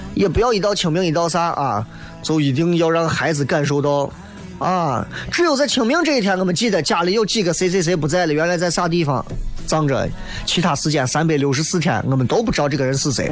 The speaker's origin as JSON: {"language": "Chinese", "town": "Xi'an", "region": "Shaanxi", "country": "China", "said": "作为一个西安人"}